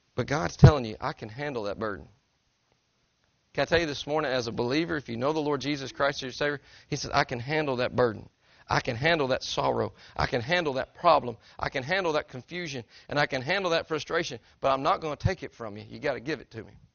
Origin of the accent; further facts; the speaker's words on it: Tennessee, United States; I'm from Tennessee